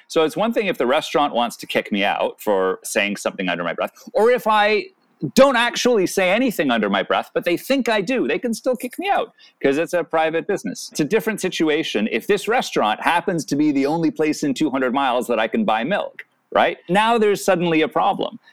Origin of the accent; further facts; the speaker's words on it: Canada; I'm Canadian